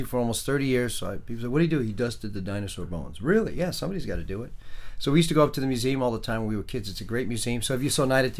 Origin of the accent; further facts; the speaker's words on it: New York City, New York, United States; moved away as an adult; also born or lived in Brooklyn, New York / Syosset, Long Island, New York / Boston, Massachusetts; So I was born in Brooklyn, and I 2 years old, we moved to Queens. I lived in Queens, a place called Laurelton, Queens. I was one of very few white families in the neighborhood